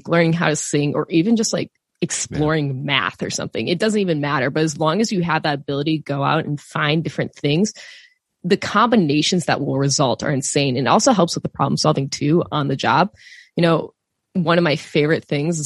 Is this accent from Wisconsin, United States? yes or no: yes; Wisconsin, United States; I grew up in Wisconsin, so surrounded by farms.